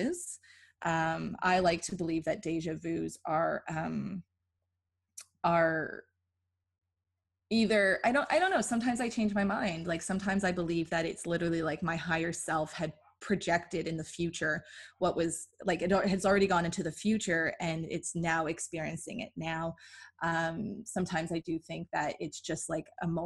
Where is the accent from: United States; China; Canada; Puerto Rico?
Canada; Toronto, Ontario; oh, Toronto